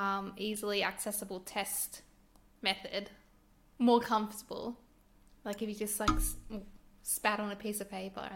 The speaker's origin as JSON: {"language": "English", "town": "Sydney", "region": "New South Wales", "country": "Australia", "said": "So I'm ashamed to say I came from Sydney sometimes, and they're like, where'd you move from? I'm like, just like an hour down the coast."}